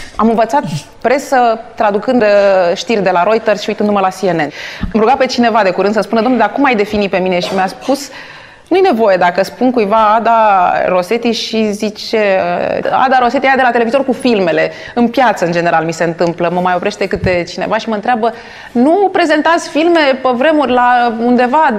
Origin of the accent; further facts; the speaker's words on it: Bucharest, Romania; M-am născut în București, în București noi